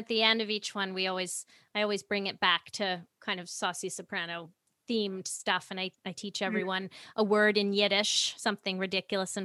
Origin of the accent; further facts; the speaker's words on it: New York City, New York, United States; now in Vernon, Canada; I grew up in New York City